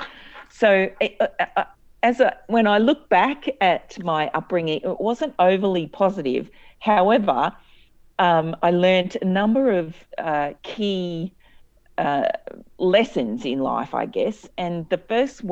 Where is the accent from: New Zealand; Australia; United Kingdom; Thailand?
Australia; Cairns, Queensland; I grew up in Cairns, which is in North Queensland